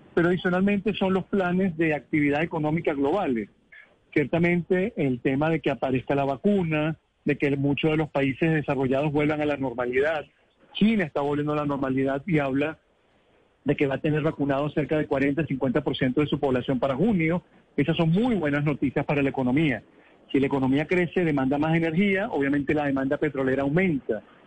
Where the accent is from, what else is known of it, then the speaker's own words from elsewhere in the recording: Venezuela; como venezolano y como suramericano